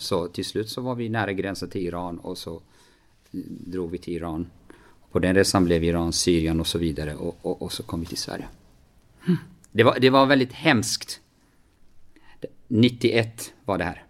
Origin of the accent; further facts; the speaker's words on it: Kurdistan Region, Iraq; moved away as an adult; now in Sweden; hemma i Kurdistan